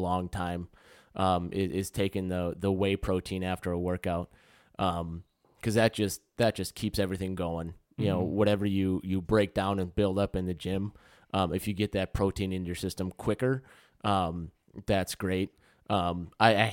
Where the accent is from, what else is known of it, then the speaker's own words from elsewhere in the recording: Wisconsin, United States; growing up in the Midwest in Wisconsin too, I mean, dairy